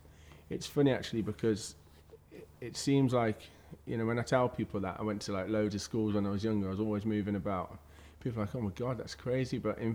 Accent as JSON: {"language": "English", "town": "Kidderminster", "region": "West Midlands", "country": "United Kingdom", "tie": "born there", "said": "No, I was born in Kidderminster."}